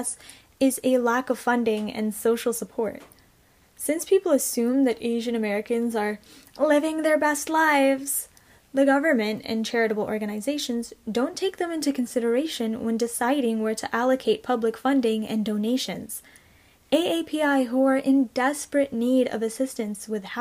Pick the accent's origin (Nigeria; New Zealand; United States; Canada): Canada; I was born and raised here in Canada